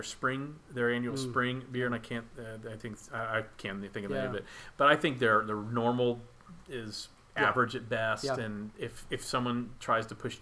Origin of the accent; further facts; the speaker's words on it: Texas, United States; Because I'm from Texas